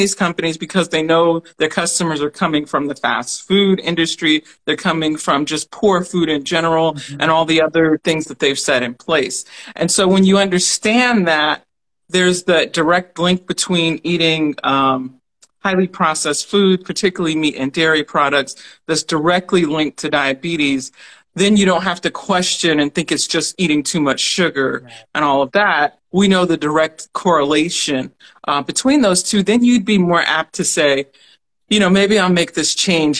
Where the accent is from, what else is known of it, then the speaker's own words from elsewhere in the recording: Alabama, United States; We grew up in Alabama